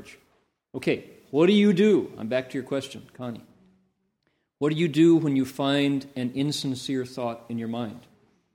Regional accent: Toledo, Ohio, United States; born or raised there

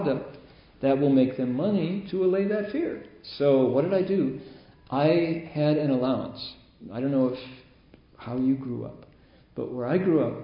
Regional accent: Midwest, United States; growing up in the Midwest in the 50s when I was that age

